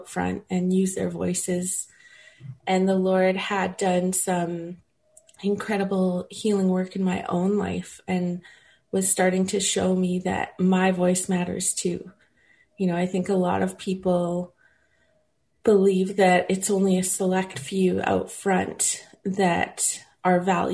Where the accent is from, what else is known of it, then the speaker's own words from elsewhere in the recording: Winnipeg, Manitoba, Canada; moved away as an adult; now in California, United States; I grew up in Winnipeg. I love Winnipeg. I was born and raised there